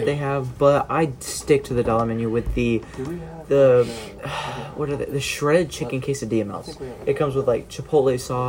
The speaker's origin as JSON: {"language": "English", "region": "central Indiana", "country": "United States", "said": "We are definitely central Indiana."}